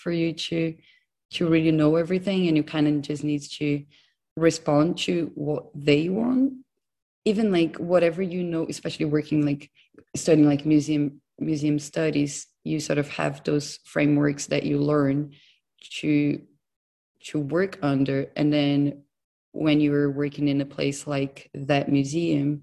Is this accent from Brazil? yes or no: yes; Brazil; moved away as an adult; also born or lived in Los Angeles, United States / London, United Kingdom; now in Newcastle, United Kingdom; I'm originally from Brazil. I'm now based in Newcastle